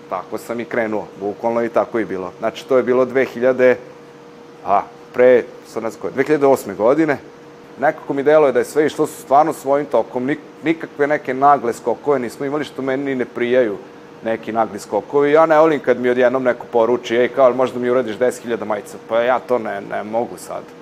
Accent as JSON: {"language": "Croatian", "town": "Novi Bečej", "region": "Vojvodina", "country": "Serbia", "tie": "born or raised there", "said": "Ja sam inače iz Novog Bečeja, pa sam tamo, jel da, išao i osnovnu i srednju školu."}